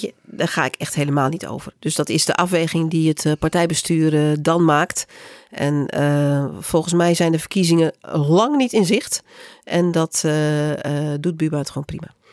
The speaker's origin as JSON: {"language": "Dutch", "region": "Groningen", "country": "Netherlands", "said": "ik kom zelf uit Groningen"}